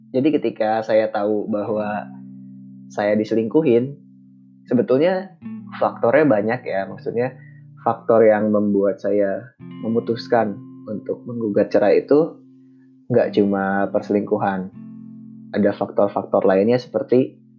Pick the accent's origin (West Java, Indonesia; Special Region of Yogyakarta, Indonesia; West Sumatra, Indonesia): West Java, Indonesia; Bandung; moved away as an adult; also born or lived in Central Kalimantan; saya dibesarkan di Bandung dengan budaya yang seperti itu